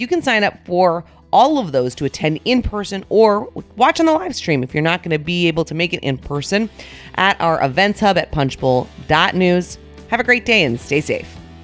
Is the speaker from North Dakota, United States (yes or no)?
yes; North Dakota, United States; moved away; my home state of North Dakota